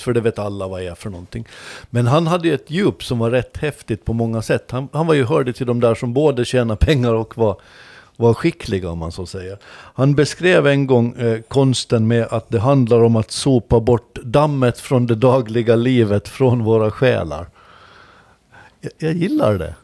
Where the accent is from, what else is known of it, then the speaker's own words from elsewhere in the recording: Åland Islands; som ålänning